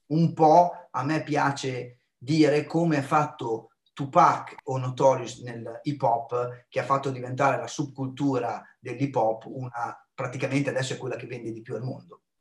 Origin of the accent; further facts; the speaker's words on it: United States; Poi ho avuto la fortuna di vivere la mia infanzia negli Stati Uniti, no? perché una parte della mia famiglia vive ancora a Filadelfia e quindi ho assunto la loro cultura